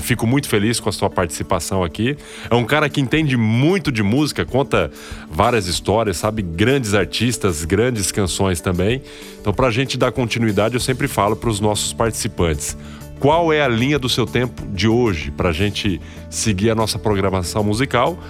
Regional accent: Araçatuba, São Paulo, Brazil; moved away as an adult; now in Lins, Brazil; eu sou de Araçatuba, mas eu venho para cá, para Lins sempre

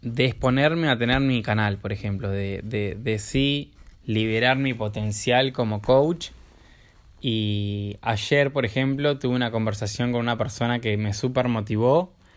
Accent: Buenos Aires, Argentina; soy de Buenos Aires

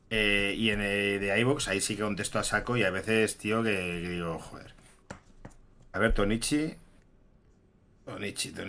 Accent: Móstoles, Community of Madrid, Spain; yo soy de Móstoles, yo soy, un barrio de Móstoles.

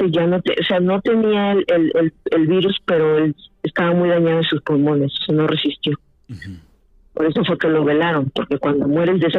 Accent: Mexico; now in Watertown, United States; ahí en México, de donde soy.

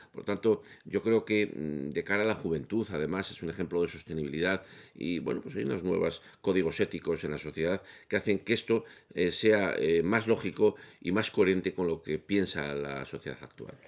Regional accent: León, Castile and León, Spain; yo soy de León

